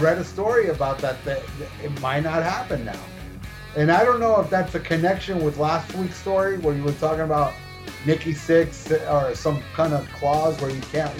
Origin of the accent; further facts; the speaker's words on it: Miami, Florida, United States; When I told him I was from Miami